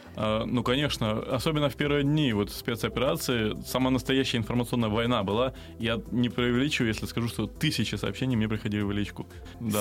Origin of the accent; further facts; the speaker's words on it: Crimea, Ukraine; moved away; also born or lived in Kramatorsk, Donetsk Oblast; я сам, я сам крымчанин